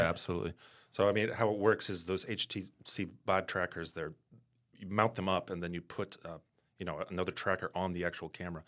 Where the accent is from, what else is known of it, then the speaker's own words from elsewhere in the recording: Maine, United States; moved away as an adult; also born or lived in New York City; I'm coming from Maine, there's not a lot of great film schools or creative schools up there